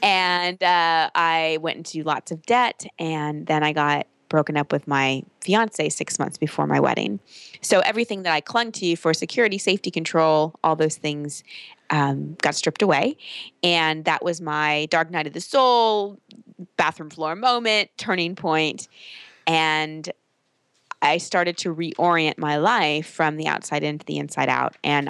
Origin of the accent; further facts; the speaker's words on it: Texas, United States; I grew up in Texas.